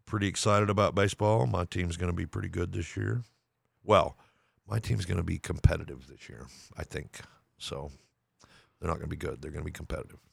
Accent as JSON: {"language": "English", "town": "Lubbock", "region": "Texas", "country": "United States", "tie": "born or raised there", "said": "I grew up in Lubbock, Texas, so I was a Texas Tech fan."}